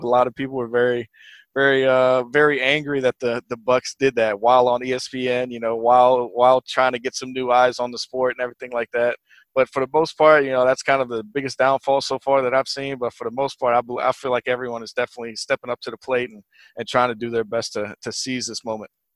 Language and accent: English; Virginia, United States; moved away as an adult; also born or lived in New Jersey; now in Detroit, United States; born in New Jersey, but I did grow up in, uh, in a kind of a, a country part of, uh, Virginia